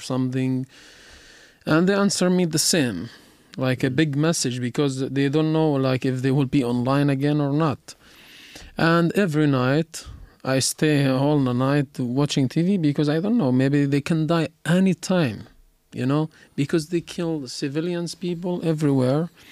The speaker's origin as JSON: {"language": "English", "region": "Gaza Strip", "country": "Palestine", "moved": "yes", "said": "I'm from Gaza"}